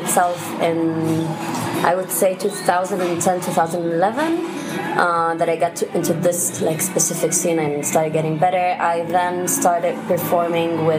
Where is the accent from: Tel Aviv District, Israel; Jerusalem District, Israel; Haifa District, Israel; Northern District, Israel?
Haifa District, Israel; Haifa; also born or lived in Jaffa; I was born and raised in Haifa